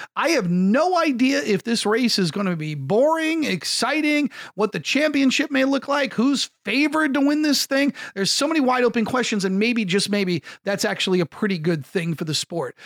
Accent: United States; an American sports talk show host

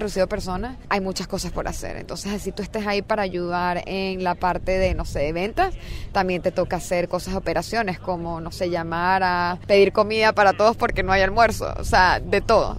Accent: Venezuela; moved away as an adult; now in Silicon Valley, United States; Yo estaba en verdad muy contenta en mi país, este, estaba trabajando, o sea, tenía muy buenas oportunidades de negocio, empecé en Deloitte, o sea, haciendo consultoría en estrategia de operaciones, aprendiendo muchísimo, trabajando para empresas venezolanas

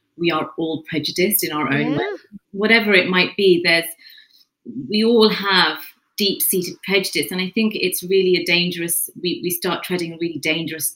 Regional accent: London, United Kingdom; I'm born and raised in London.

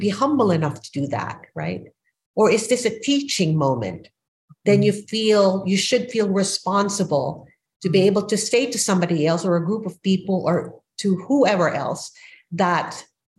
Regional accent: Philippines; moved away as an adult; now in United States; I am an immigrant from the Philippines who moved to the United States as a mature adult at 27

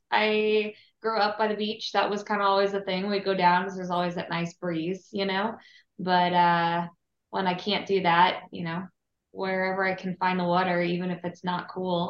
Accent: Florida, United States; now in Texas, United States; no, I grew up in Florida.

